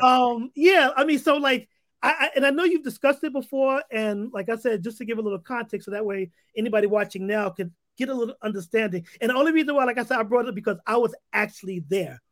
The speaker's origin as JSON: {"language": "English", "town": "New York City", "region": "New York", "country": "United States", "tie": "born or raised there", "also_born_or_lived": "Harlem", "said": "growing up in the Bronx during the seventies, the Yankees was the team"}